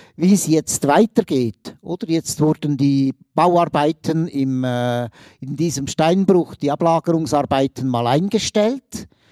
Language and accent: German; Aargau, Switzerland; ich bin Aargauer und bin natürlich auch in ehemaligem Kolonialgebiet aufgewachsen